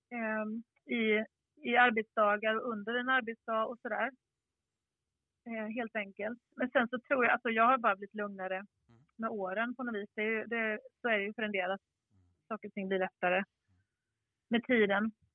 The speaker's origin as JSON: {"language": "Swedish", "region": "Skåne", "country": "Sweden", "said": "jag är ju skåning också"}